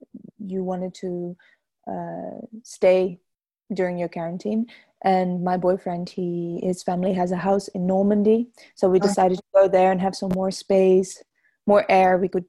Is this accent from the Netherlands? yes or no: yes; a tiny village a little above Amsterdam, North Holland, Netherlands; English is a second language; moved away as an adult; now in Paris, France; I'm from Holland, from this really tiny village a little bit above Amsterdam. I'm 27 years old, just turned 27.